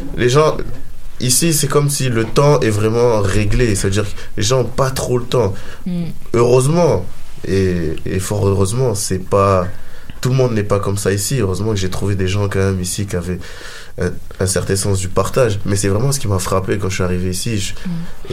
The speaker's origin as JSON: {"language": "French", "town": "Marseille", "region": "Provence-Alpes-Côte d'Azur", "country": "France", "moved": "as an adult", "lives_now": "Montreal, Canada", "said": "je viens du sud de la France"}